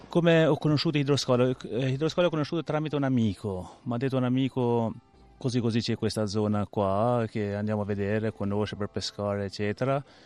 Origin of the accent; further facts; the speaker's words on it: Albania; now in Rome, Italy; Vengo dall'Albania, sono dal 93 a Roma